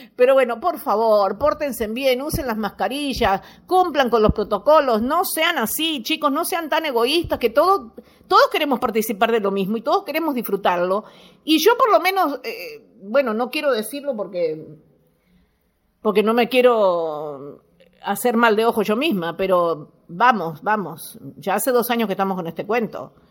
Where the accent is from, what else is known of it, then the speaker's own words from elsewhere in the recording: Montevideo, Uruguay; moved away; Yo me fui de acá, de, de Uruguay, nací en Uruguay, nací en Montevideo, nací en La Unión